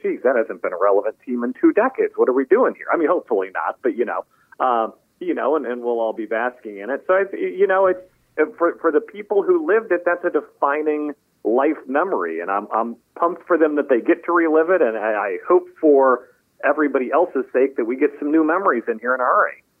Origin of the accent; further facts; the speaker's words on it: Wichita, Kansas, United States; now in Richmond, United States; I am from Wichita, Kansas.